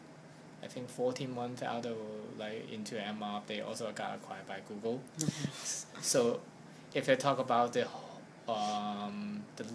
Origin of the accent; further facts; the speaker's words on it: Hong Kong; I'm from Hong Kong